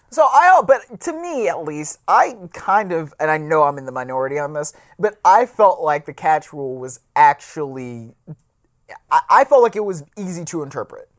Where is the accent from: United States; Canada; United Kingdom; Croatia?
United States; Cleveland, Ohio; I grew up in Cleveland